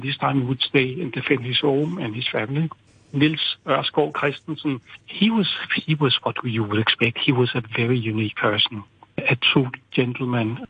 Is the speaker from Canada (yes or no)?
no; Copenhagen, Capital Region of Denmark, Denmark; also born or lived in Beijing, China; when I was home in, in Copenhagen